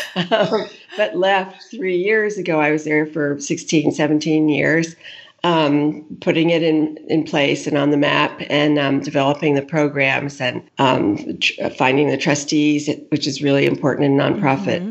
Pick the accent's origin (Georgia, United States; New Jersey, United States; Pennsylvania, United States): New Jersey, United States; suburbs of New York; I grew up in the suburbs of New York, um, in New Jersey, in a community very near the beach